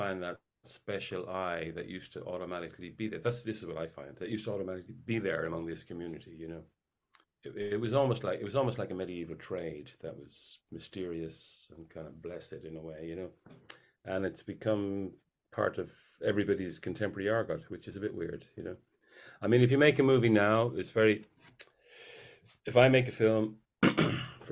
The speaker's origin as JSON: {"language": "English", "country": "Ireland", "said": "I'm very much an Irish figure"}